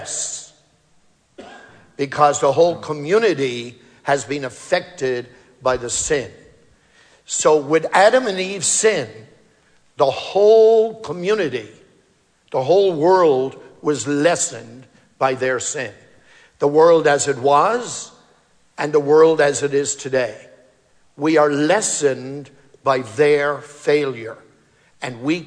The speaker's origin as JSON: {"language": "English", "country": "Ireland", "tie": "born or raised there", "moved": "yes", "said": "growing up in Ireland"}